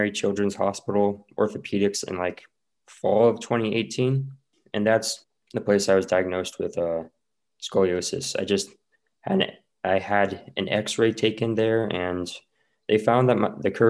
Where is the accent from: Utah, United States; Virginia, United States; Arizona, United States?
Utah, United States; I'm from Utah. I'm 18. I'm a senior at Skyline High School right now